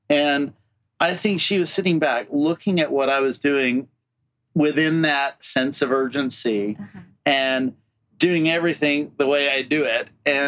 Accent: Deep South, United States; moved away; And I come from the Deep South, which is a barren land.

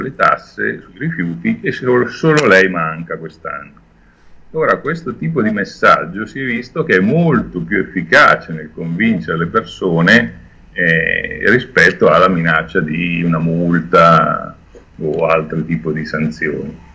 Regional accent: Milan, Lombardy, Italy; sono milanese da sempre

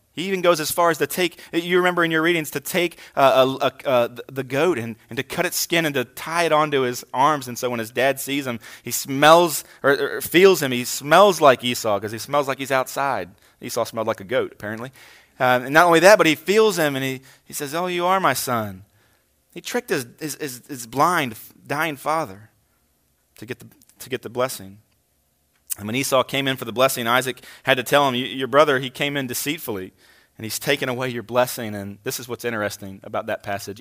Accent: Hagerstown, Maryland, United States; moved away as an adult; also born or lived in Kingsport, Tennessee; I'm from this area, uh, spent most of my childhood here

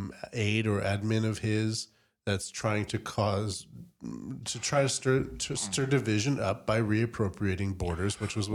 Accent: Canada; I'm a Norwegian as well as a Canadian, right.

